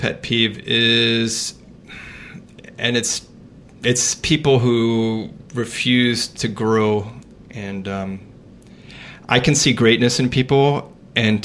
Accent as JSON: {"language": "English", "town": "Miami", "region": "Florida", "country": "United States", "tie": "born or raised there", "said": "I grew up in Miami"}